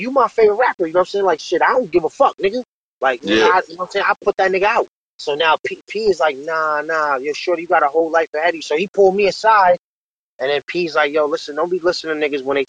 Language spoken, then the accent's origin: English; New York City, New York, United States; I was born out in Far Rockaway. here in Queens. You know, I grew up, you know, basically in the Jets